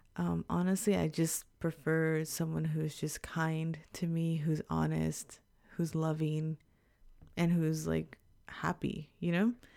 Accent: Texas, United States; moved away as an adult; now in Japan; we grew up in Texas

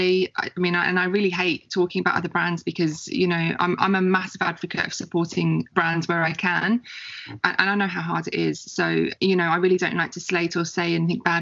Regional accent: Faversham, South East England, United Kingdom; moved away as an adult; now in Melbourne, Australia; I'm English originally. So I was born and bred in a little place called Faversham in Kent in England.

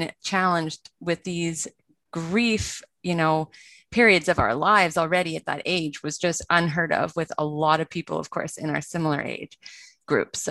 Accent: Vancouver, British Columbia, Canada; I grew up in Vancouver, British Columbia in Canada

